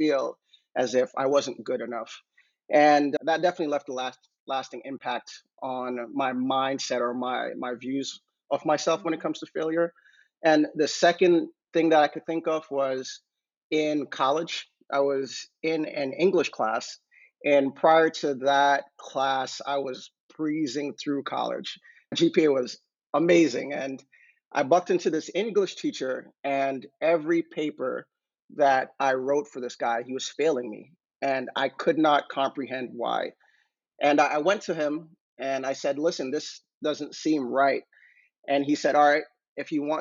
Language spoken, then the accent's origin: English; New York, United States; also born or lived in Jamaica; I grew up in Jamaica at first, and I came to New York when I was almost 7